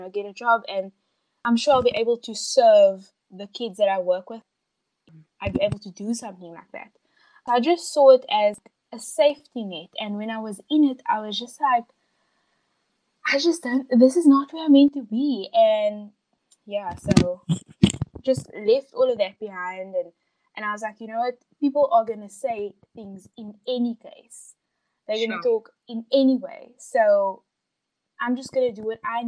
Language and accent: English; Cape Town, Western Cape, South Africa; So I am born and bred in Cape Town. I've been here my whole life.